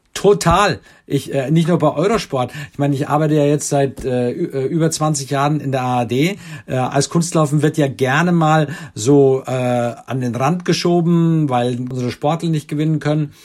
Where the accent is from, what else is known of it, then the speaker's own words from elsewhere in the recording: Germany; bei uns in Deutschland